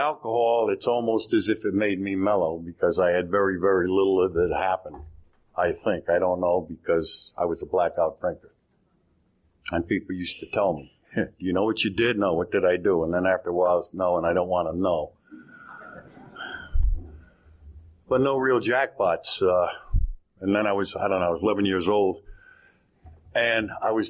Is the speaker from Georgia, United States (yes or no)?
no; Cheyenne River Reservation, South Dakota, United States; I was raised on the Cheyenne River Reservation out in South Dakota